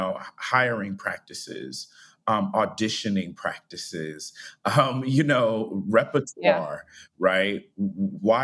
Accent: Cleveland Heights, Ohio, United States; I grew up in Cleveland Heights, Ohio

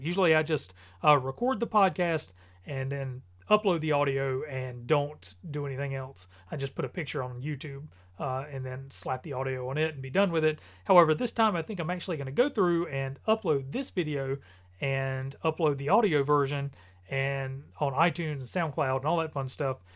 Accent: North Carolina, United States; I am from North Carolina

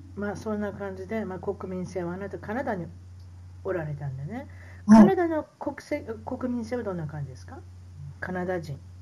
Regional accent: Osaka, Japan; 大阪人大阪人なんで

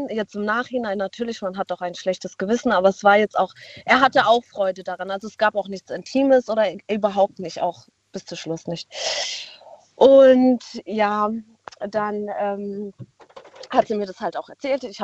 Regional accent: Baden-Württemberg, Germany; Wir kommen aus dem Schwarzwald.

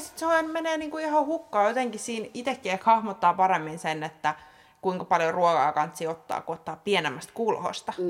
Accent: Helsinki, Uusimaa, Finland; olen stadilainen

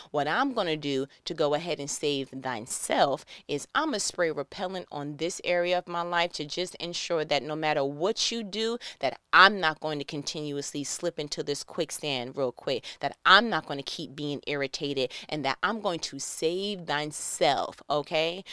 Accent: New York, United States; moved away as an adult; I am from New York

